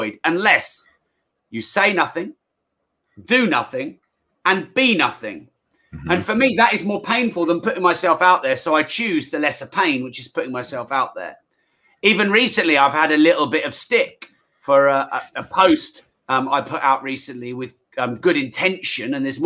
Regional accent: United Kingdom

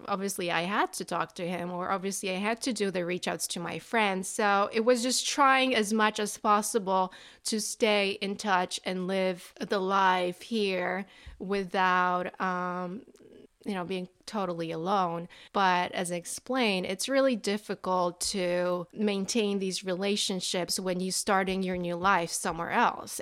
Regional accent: Poland; moved away as an adult; now in New Jersey, United States; I am originally from Poland. And now I live in New Jersey.

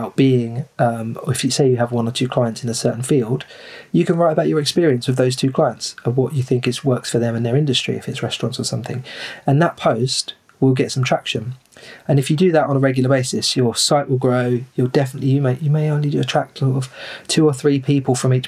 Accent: Rochester, South East England, United Kingdom; I'm from Rochester in Kent, which is the region is called Medway

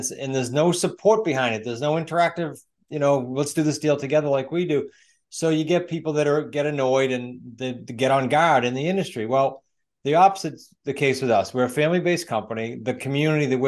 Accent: New England, United States; I'm from New England.

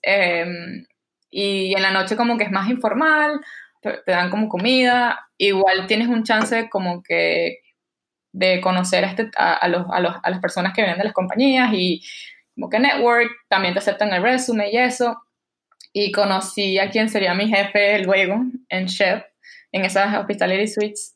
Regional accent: Barquisimeto, Lara, Venezuela; accent: Venezuelan; moved away as an adult; now in New York, United States; soy de Barquisimeto, como sabes, como mi nahuara te lo puedo decir, em, crecí en Venezuela, fui al colegio en Venezuela

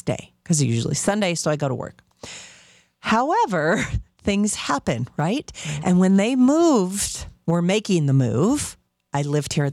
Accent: Las Vegas, Nevada, United States; I'm from Las Vegas

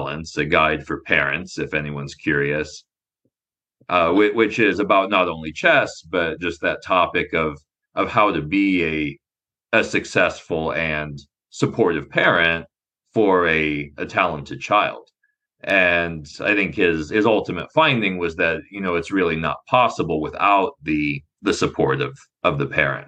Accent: Nebraska, United States; I grew up in Nebraska

